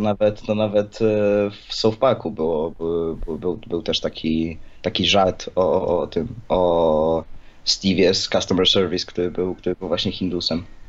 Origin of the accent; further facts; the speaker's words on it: Greater Poland, Poland; Ja jestem z Wielkopolskiego